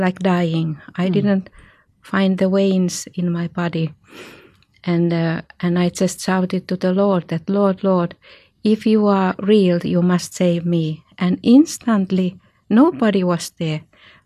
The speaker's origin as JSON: {"language": "English", "country": "Finland", "said": "I come from Finland"}